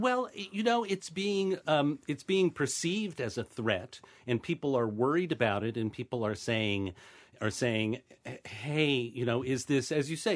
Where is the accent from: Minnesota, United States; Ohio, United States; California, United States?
Ohio, United States; I'm from Ohio.